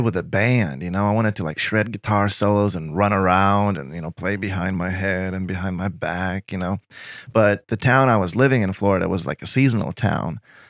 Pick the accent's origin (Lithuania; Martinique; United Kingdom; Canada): Lithuania; English is a second language; I would get stopped in the street in my hometown. People would take pictures with me, and I was known. But the whole Lithuania is the size of New Hampshire, 3 million people tops, you know?